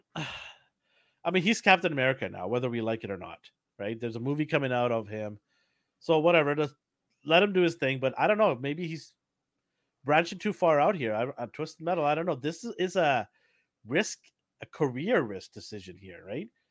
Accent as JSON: {"language": "English", "country": "Fiji", "moved": "yes", "lives_now": "Canada", "said": "I'm from Fiji."}